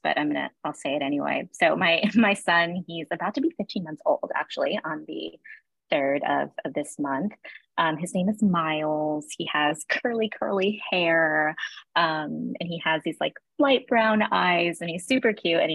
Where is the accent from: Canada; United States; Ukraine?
United States; New York City, New York; I am born and bred in Williamsburg, Brooklyn